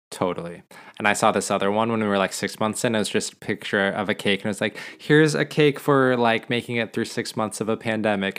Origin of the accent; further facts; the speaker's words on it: Montana, United States; growing up in Montana